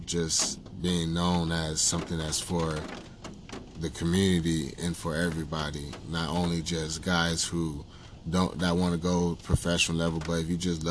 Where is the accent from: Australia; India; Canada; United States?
United States; Texas; now in Hartford, United States; I grew up in Texas